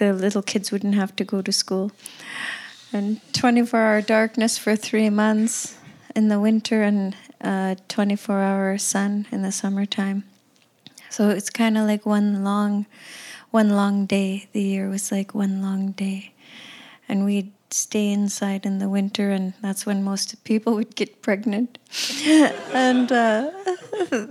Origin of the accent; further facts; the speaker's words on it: Cambridge Bay, Nunavut, Canada; They moved to Cambridge Bay, where I was born and raised, and it's a tiny, tiny little town